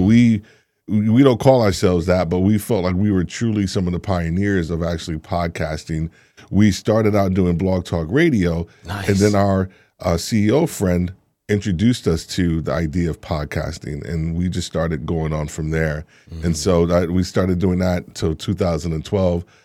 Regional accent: New York, United States; moved away; also born or lived in Atlanta; I'm originally from New York

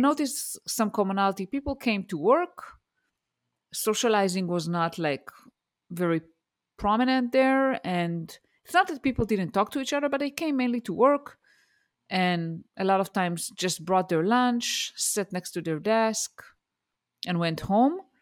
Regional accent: Israel; born or raised there; English is a second language; moved away as an adult; also born or lived in Denver, Colorado, United States

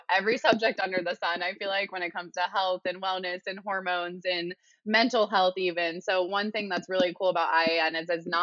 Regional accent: Midwest, United States; moved away; I'm from the Midwest.

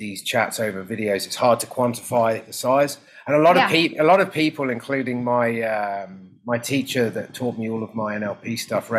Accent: Guernsey; moved away; growing up in Guernsey in the Channel Islands

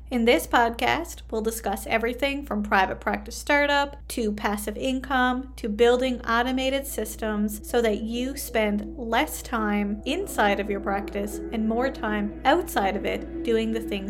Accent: Canada; I am a Canadian social worker

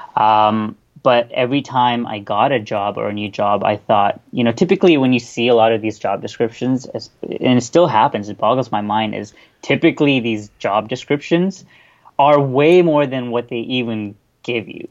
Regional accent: Toronto, Ontario, Canada; also born or lived in Bahrain; I'm from Toronto, Canada.

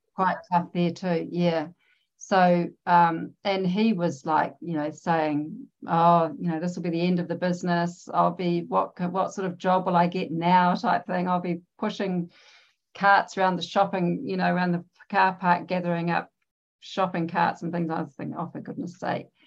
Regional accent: New Zealand; I'm from New Zealand. I live in New Zealand

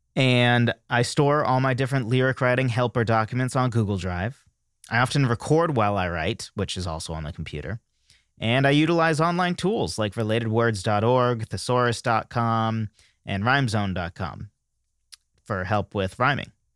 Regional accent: New England, United States; I'm from New England

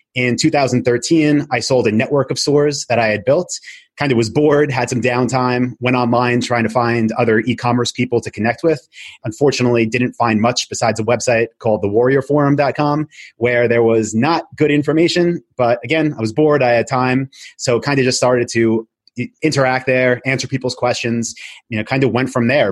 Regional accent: Long Island, New York, United States; also born or lived in Albany, New York; I'm from Long Island, moved back there

